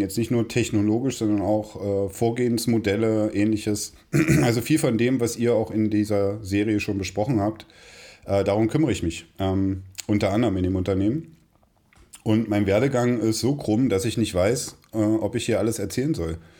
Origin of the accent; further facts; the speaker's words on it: Magdeburg, Saxony-Anhalt, Germany; ich bin in Magdeburg zum Kindergarten gegangen